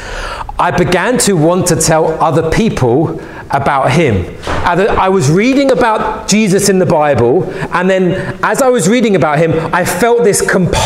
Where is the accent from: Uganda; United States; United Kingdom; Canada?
United Kingdom; London; I was a young boy growing up in West London